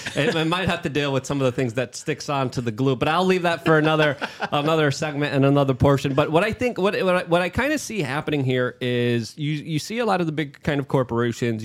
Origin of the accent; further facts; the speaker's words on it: New York City, New York, United States; now in Miami, United States; I'm a refugee from New York City.